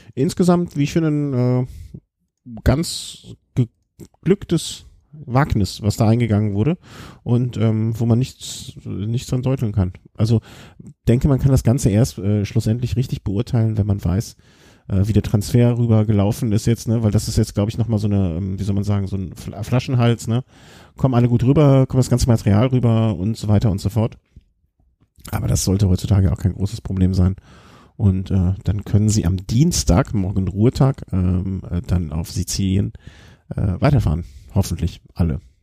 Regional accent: Cologne, North Rhine-Westphalia, Germany; ich bin natürlich dann äh, eigentlich als Kölsche Natur

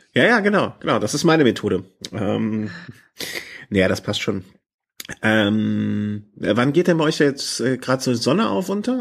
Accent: Düsseldorf, North Rhine-Westphalia, Germany; now in Cologne, Germany; hier in Köln wohnend darf ich über meine Geburtsstadt nicht reden.

